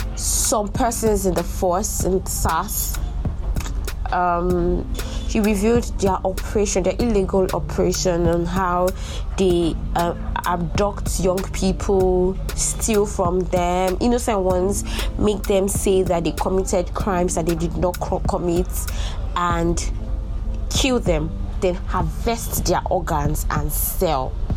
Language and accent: English; Nigeria; as a Nigerian